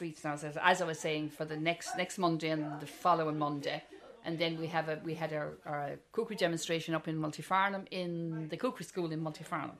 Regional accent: North Tipperary, Munster, Ireland; born or raised there; moved away as an adult; now in Offaly, Ireland

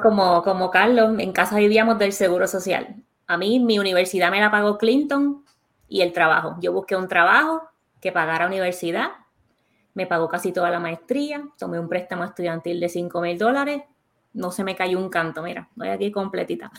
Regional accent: Puerto Rico; nosotros como puertorriqueños porque los tres que estamos aquí somos de Puerto Rico

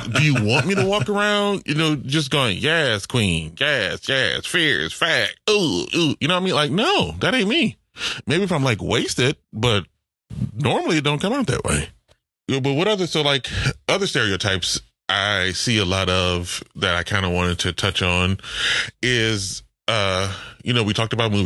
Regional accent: New Orleans, Louisiana, United States; I'm from the New Orleans public school system

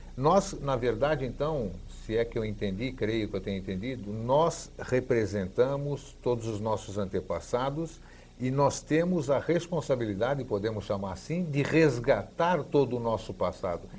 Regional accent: Greece; now in Brazil; Nasci na Grécia, estou no Brasil, tal, voltei para lá em 96, 97, depois de 42 anos fora

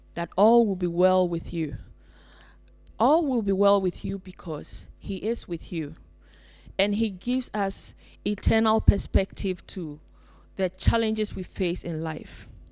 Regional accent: Ghana; now in Finland; I come from Ghana

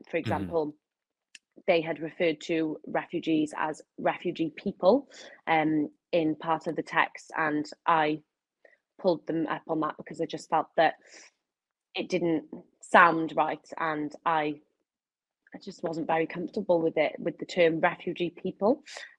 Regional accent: Wales, United Kingdom; growing up in Wales, it's not the most diverse. It's not as diverse as England, I wouldn't say.

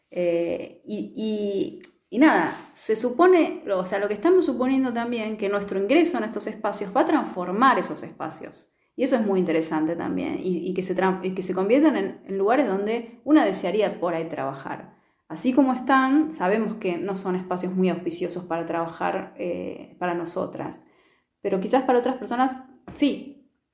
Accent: Neuquén, Argentina; yo soy de Neuquén

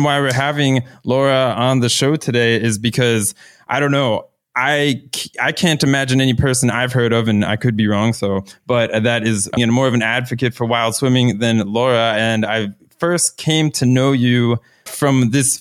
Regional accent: Florida, United States; moved away; I'm from Florida originally. So my, growing up outdoor experience is very much in this always fair weather swimming conditions

